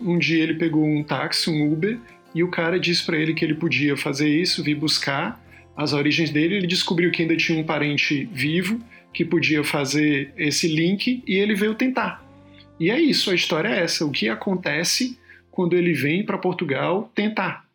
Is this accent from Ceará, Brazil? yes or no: yes; Ceará, Brazil; moved away; Ceará, de onde eu vim